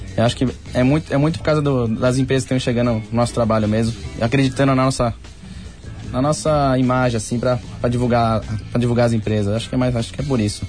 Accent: Santo André, São Paulo, Brazil; Eu nasci em Santo André mesmo.

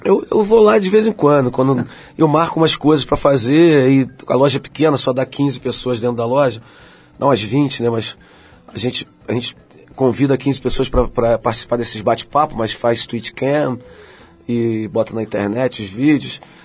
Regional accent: Rio de Janeiro, Brazil; Eu nasci no subúrbio do Rio, nasci em Madureira

